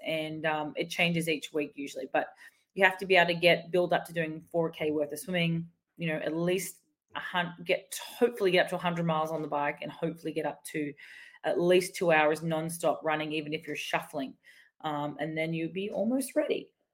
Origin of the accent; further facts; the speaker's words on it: Australia; even as an Aussie